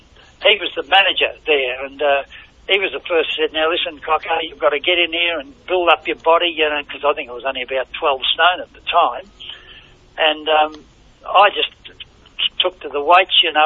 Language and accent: English; Richmond, Victoria, Australia; I was only a bloody knockabout lout with half the other louts in Richmond